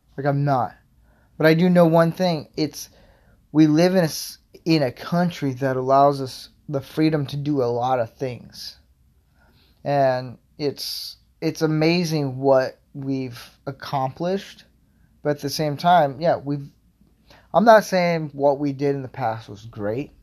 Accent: Florida, United States; I grew up in Florida

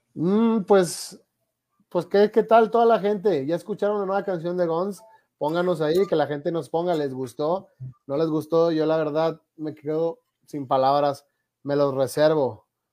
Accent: Mexico; yo soy de México

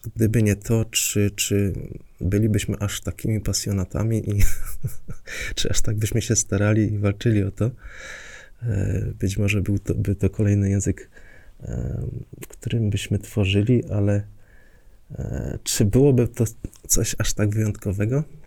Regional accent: Silesian Voivodeship, Poland

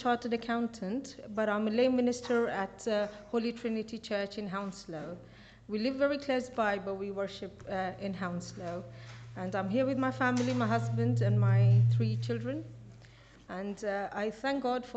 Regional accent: Kenya; moved away; I was born in Kenya, and my family is still there.

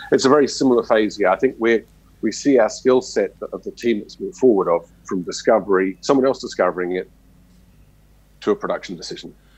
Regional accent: Australia; me growing up in Australia, everything's RC drilling

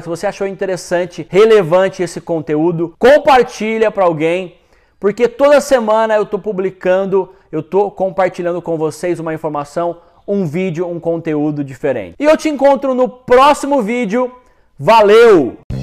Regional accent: Brazil; nós brasileiros

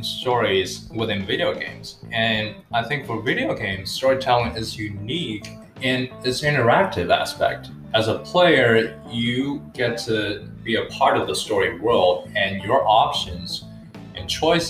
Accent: Qingdao, Shandong, China; moved away as an adult; now in Los Angeles, United States; I was born and raised in China from the city of Qingdao. At the age of 18, I moved to Los Angeles

